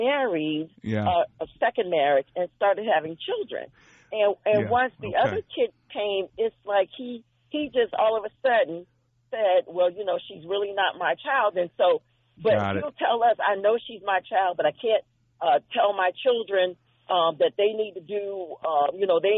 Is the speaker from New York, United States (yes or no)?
no; North Carolina, United States; I'm from North Carolina